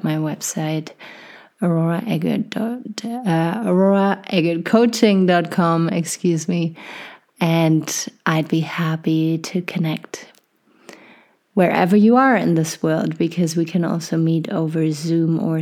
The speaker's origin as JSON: {"language": "English", "country": "Germany", "tie": "born or raised there", "moved": "as an adult", "lives_now": "Canada", "said": "I was born and raised in Germany"}